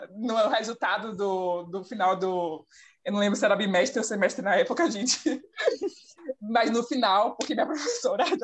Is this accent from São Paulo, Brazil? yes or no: no; Salvador, Bahia, Brazil; eu sou de Salvador, Bahia. Tenho 27 anos, sou a mais velha aqui do rolê.